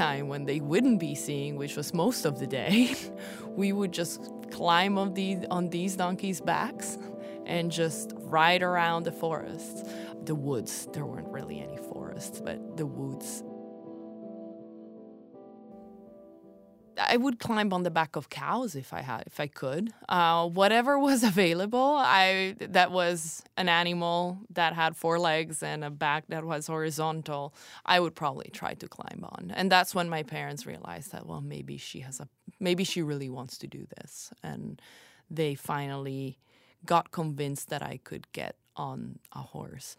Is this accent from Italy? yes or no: yes; Italy; also born or lived in Bloomington, Indiana, United States; I was actually born in Bloomington, Indiana, which is not exactly something that everybody knows about me because I grew up in Italy